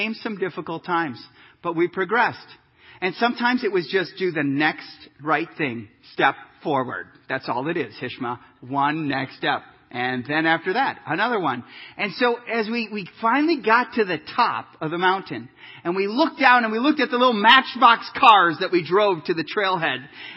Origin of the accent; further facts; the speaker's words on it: Kansas, United States; I'm from Kansas. We don't see peaks a whole lot.